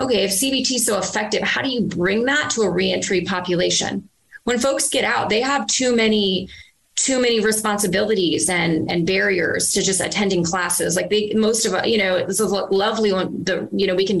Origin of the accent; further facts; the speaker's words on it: Virginia, United States; moved away; I was in my hometown in Virginia